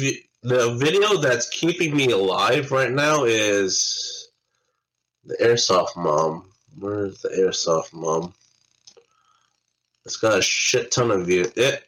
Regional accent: United States; as an American

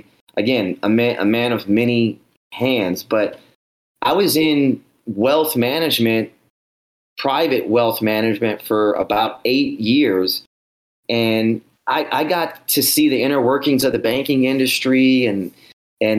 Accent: New Orleans, Louisiana, United States; I grew up in New Orleans, Louisiana

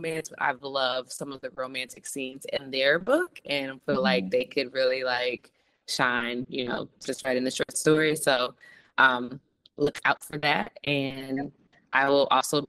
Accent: Detroit, Michigan, United States; growing up in Detroit and listening to like all the morning radio shows

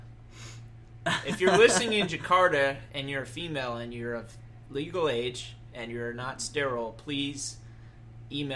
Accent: Chicago, Illinois, United States; I was born in Chicago area

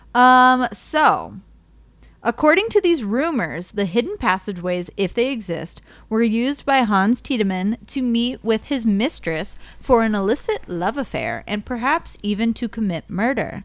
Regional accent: Cleveland, Ohio, United States; I grew up in Ohio City, which is, like, now it's, like, a little, like, hipster town, I guess, in Ohio. Um, it's just Cleveland

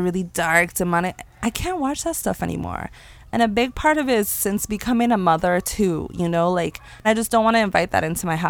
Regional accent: Ireland; because growing up in Ireland, majority of people grew up within the church and those religions.

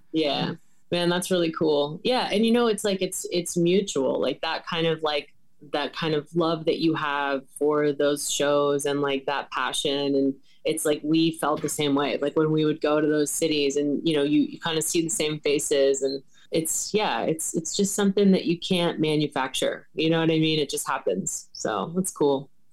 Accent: Winchester, Virginia, United States; moved away as an adult; also born or lived in Shenandoah Valley; now in Bradley Beach, United States; I just moved here um in October from Winchester, Virginia, which is like my hometown kind of thing

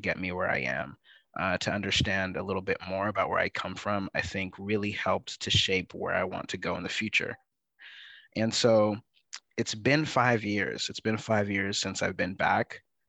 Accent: California, United States; also born or lived in Canada / Sierra Leone; I'm originally from Sierra Leone, West Africa. So my parents immigrated from Sierra Leone to Canada prior to my birth, and that's where I was born. And then I was raised in the Bay Area, California, and an assortment of other places. I consider myself a multi-local.

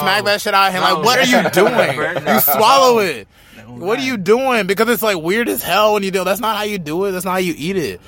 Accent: Charlotte, North Carolina, United States; I was born in Charlotte, born and raised

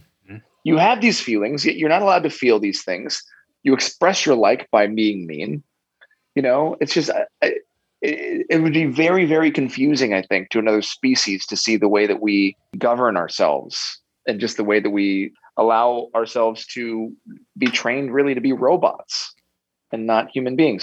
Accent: United States; growing up in America

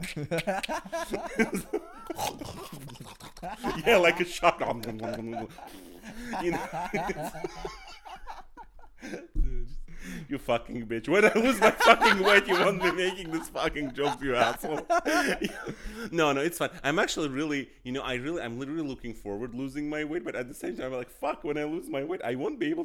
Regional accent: Azerbaijan; I was born in Azerbaijan

